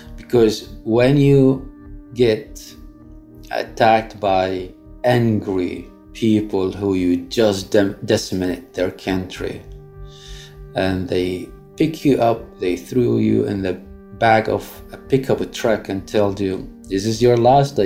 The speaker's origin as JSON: {"language": "English", "country": "Iraq", "tie": "born or raised there", "moved": "as an adult", "lives_now": "New York, United States", "said": "back home in Iraq under Saddam's regime"}